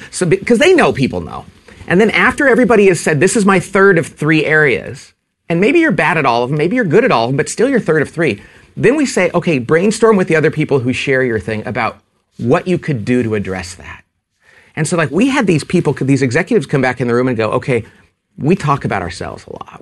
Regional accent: California, United States; I'm from California

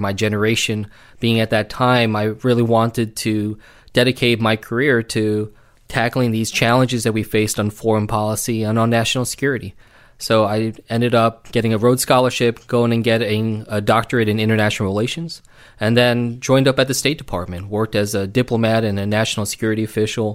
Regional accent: New Jersey, United States; I grew up here in South Jersey, you know, right down the road

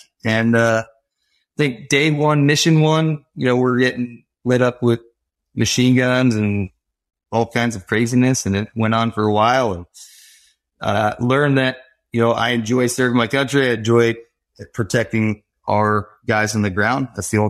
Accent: Connecticut, United States; also born or lived in Florida / Pennsylvania; now in Georgia, United States; Born and raised in Connecticut, moved to Florida.

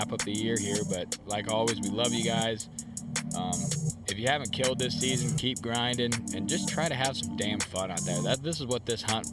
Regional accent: Illinois, United States; we're from Illinois

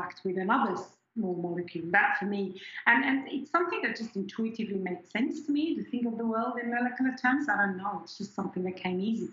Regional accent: just outside Zurich, Switzerland; first language German; English is a second language; moved away as an adult; also born or lived in Perth, Australia / Queensland, Australia; now in Australia; I grew up in Switzerland in a town just outside of Zurich, and I went to high school in Zurich, in the city itself

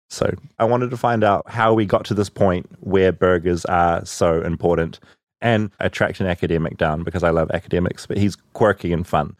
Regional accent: New Zealand; now in United States

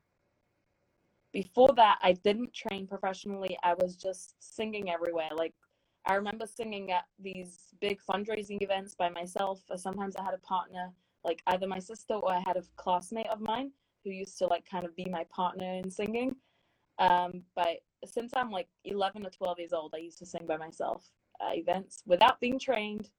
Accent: London, United Kingdom; moved away as an adult; also born or lived in Stamford Hill, London / Edgware, London; now in United States; I grew up in London. I actually was born like in Stamford Hill, London, but I moved to Edgware when I was 7 years old.

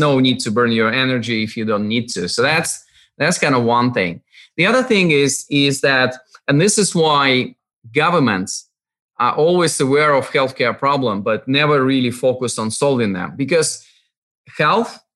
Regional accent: Russian Far East, Russia; moved away; also born or lived in Moscow / United Kingdom; I was born in far east of Russia, actually on the other side of Pacific Ocean. my home, and I'm always joking that it was, you know, I was born not in the middle of nowhere, but like in the end of nowhere. Yep. My hometown, like 15,000 people

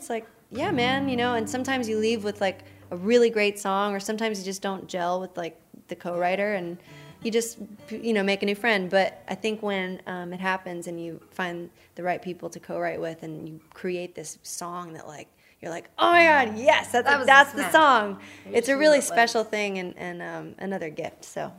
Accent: Nashville, Tennessee, United States; I was born here.

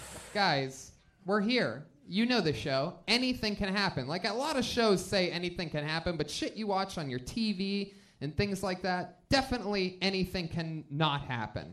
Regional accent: Youngstown, Ohio, United States; I'm from Youngstown, Ohio

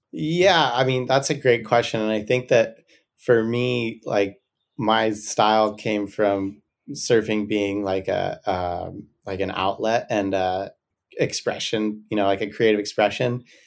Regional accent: Santa Barbara, California, United States; I grew up surfing here in Santa Barbara on point breaks

